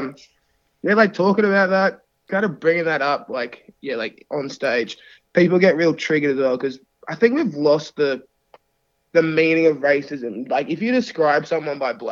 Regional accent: Australia; also born or lived in United States; being from the States as well, but being raised in Aussie

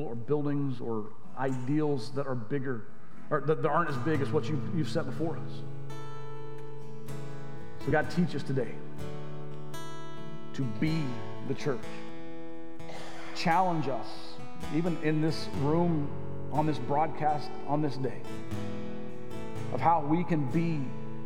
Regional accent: Arkansas, United States; moved away; The church I grew up in Arkansas

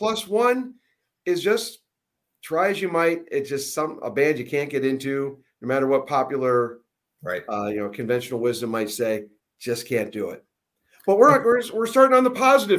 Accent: Cleveland, Ohio, United States; growing up in the Midwest, the Cleveland area

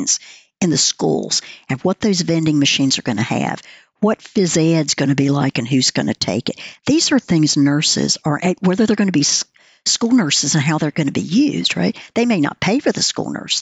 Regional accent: the South, Southern United States, United States; I'm a Southerner

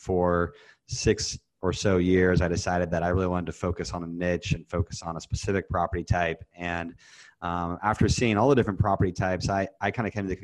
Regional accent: Kansas City, United States; moved away; also born or lived in Indiana / Chicago / Dallas; I grew up in Kansas City

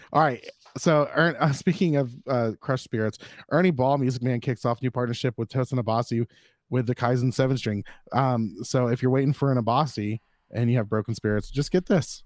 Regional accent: the South, United States; I was born and raised in the South.

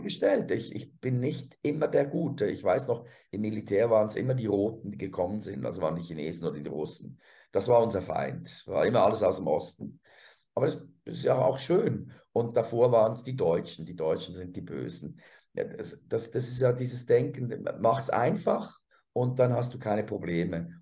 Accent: Switzerland; als Schweizer

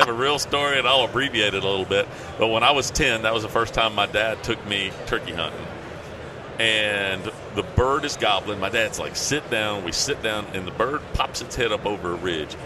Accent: Tennessee, United States; somebody from Tennessee

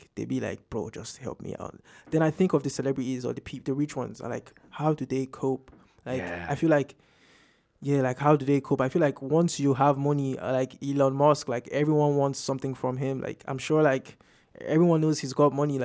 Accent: Nigeria; now in Ireland; I come from Nigeria, and Nigeria is very populated

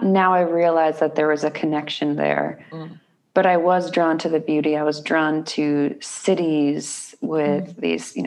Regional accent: New Hampshire, United States; moved away as an adult; now in Texas, United States; I grew up in the Northeast. You couldn't really tell by my accent, but I did, New Hampshire

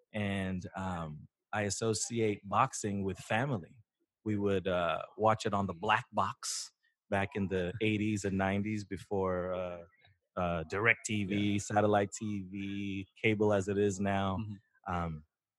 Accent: Philippines; We're Filipino. We know people.

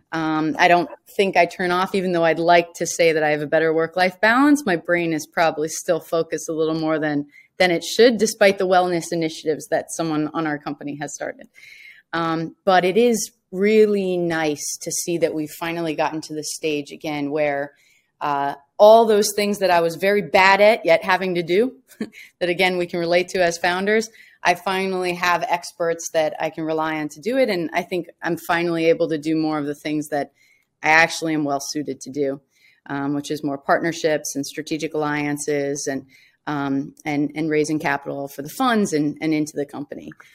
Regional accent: Washington, District of Columbia, United States; I'm from Washington, D C, um, and, yeah, so large military family

